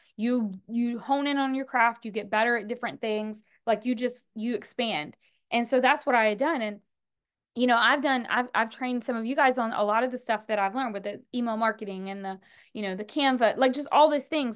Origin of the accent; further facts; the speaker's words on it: the South, United States; I'm from the South